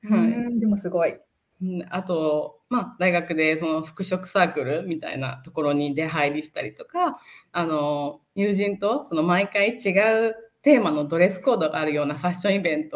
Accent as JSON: {"language": "Japanese", "country": "Japan", "tie": "born or raised there", "also_born_or_lived": "London", "said": "日本生まれ、日本育ちって言ったんですけど、小学校の時にあの親の仕事の関係で4年間ほどあのロンドンに住んでいたことがあって"}